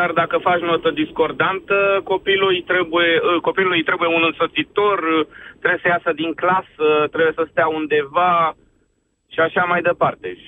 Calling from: Bucharest, Romania; sunt din București.

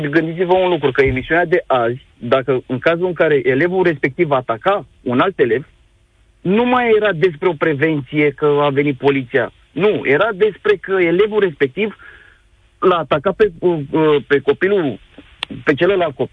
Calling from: Bucharest, Romania; Uh, bună ziua, sunt din București

